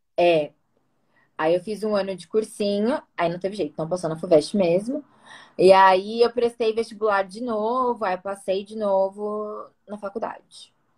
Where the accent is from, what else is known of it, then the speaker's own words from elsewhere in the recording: São Paulo, Brazil; eu sou daqui de São Paulo. Nasci Zona então Oeste. É. aqui, cresci aqui, me formei aqui